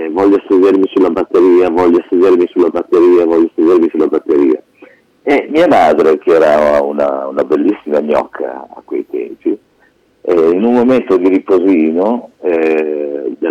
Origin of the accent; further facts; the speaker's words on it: Modena, Emilia-Romagna, Italy; also born or lived in Piacenza; più o meno ci siamo trasferiti a Modena dopo